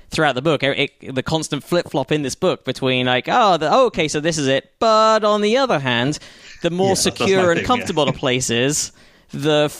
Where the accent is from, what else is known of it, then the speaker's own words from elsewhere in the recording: London, United Kingdom; I'm a Londoner. I grew up in the London suburbs